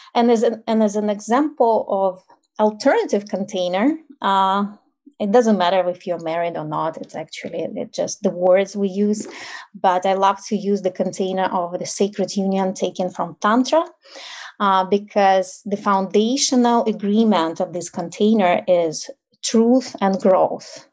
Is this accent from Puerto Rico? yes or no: no; Ukraine; English is a second language; moved away as an adult; now in United States; I grew up in like post-Soviet Ukraine